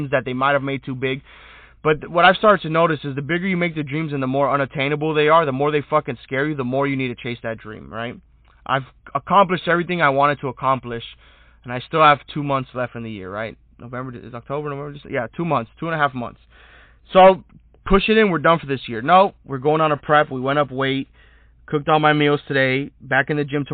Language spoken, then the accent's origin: English; United States; as an American